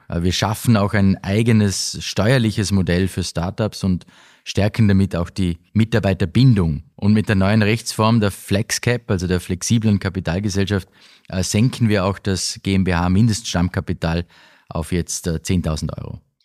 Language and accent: German; Austria; bei uns in Österreich